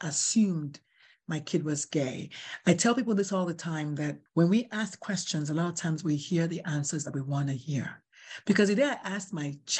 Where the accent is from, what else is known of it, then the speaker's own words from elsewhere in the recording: Nigeria; moved away; I'm Nigerian